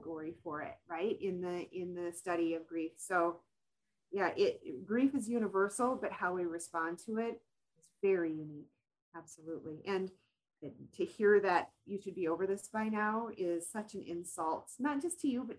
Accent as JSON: {"language": "English", "region": "Minnesota", "country": "United States", "accent": "Minnesotan", "said": "I'm clear Minnesotan. I am so Minnesotan"}